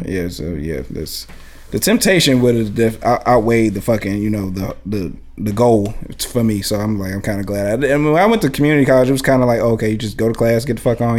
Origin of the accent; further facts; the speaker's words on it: Highland Park, United States; also born or lived in West Side; I come from Highland Park too. I'm from the West Side, but I've grown up in Highland Park as well